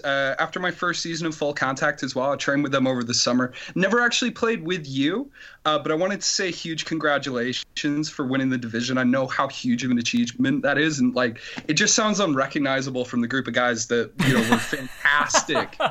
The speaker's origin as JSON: {"language": "English", "town": "Oregon", "region": "Wisconsin", "country": "United States", "tie": "born or raised there", "also_born_or_lived": "Yorkshire, England", "moved": "as an adult", "lives_now": "United Kingdom", "said": "my dad's job moved us over to Wisconsin, though, a little town of Oregon just outside of Madison"}